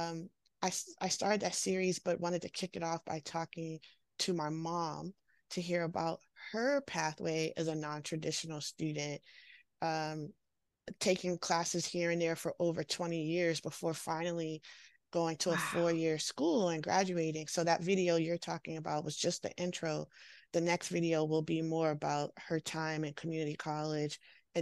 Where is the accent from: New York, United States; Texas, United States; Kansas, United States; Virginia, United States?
Virginia, United States; Washington, D.C. area, Northern; now in San Francisco Bay Area, United States; I'm from the Washington, D.C. area, Northern Virginia, right outside of Washington, D.C., and grew up there